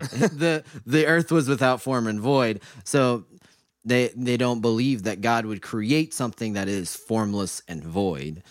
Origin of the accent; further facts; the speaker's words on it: Mansfield, Ohio, United States; I grew up in Mansfield, Ohio